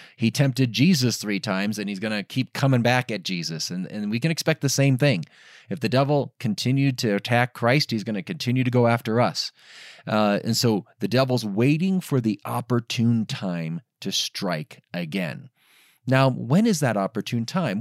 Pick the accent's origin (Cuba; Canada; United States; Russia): United States; Diocese of Gary, outside of Chicago, Indiana; the Diocese of Gary, Indiana, my hometown diocese. I grew up in, in, in that part of the, the country, n, outside of Chicago in the Diocese of Gary.